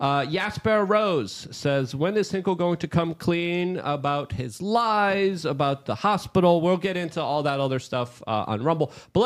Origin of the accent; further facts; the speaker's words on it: Poland; I was born and raised in Poland. I was still a very young baby during the official kind of Soviet bloc times